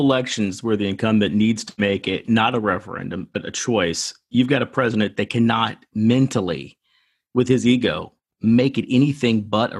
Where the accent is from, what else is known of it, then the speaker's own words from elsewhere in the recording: Kentucky, United States; I'm from Kentucky.